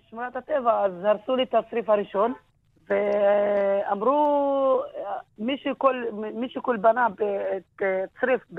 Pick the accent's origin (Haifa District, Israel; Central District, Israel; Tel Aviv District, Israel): Haifa District, Israel; Jisr az-Zarqa; Hebrew is a second language; כן, נולדתי בג'יסר א-זרקא, גדלתי בג'יסר א-זרקא.